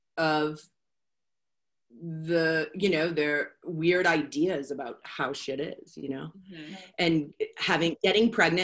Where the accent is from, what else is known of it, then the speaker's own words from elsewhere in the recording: Boston, Massachusetts, United States; moved away; Oh, I'm from Boston. That's what's wrong with me. I'm from Boston. I moved out here in like 1995, and I really think that I don't have an accent anymore.